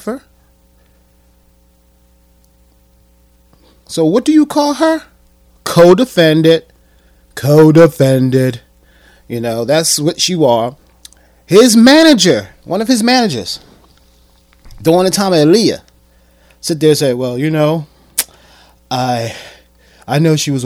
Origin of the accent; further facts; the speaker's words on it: Atlantic City, New Jersey, United States; I'm born and raised in Atlantic City